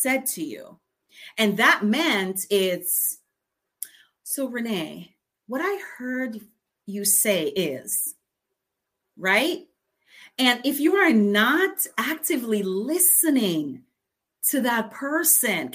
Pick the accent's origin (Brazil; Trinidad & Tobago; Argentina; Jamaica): Jamaica; accent: patois; I'm from Jamaica. So ever so often my patois comes out